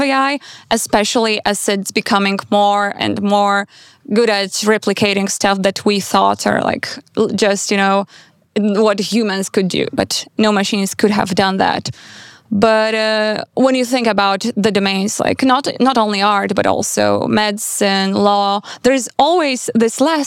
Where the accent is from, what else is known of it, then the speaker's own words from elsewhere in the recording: Vilnius, Vilnius County, Lithuania; moved away; also born or lived in Warsaw / Berlin / Vienna; I grew up in Vilnius, but then I moved to Warsaw, and then I lived in Berlin and Vienna.